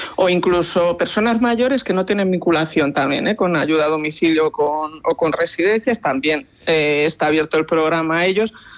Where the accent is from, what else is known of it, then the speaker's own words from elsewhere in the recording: Valladolid, Castile and León, Spain; en Valladolid, como somos buenos castellanos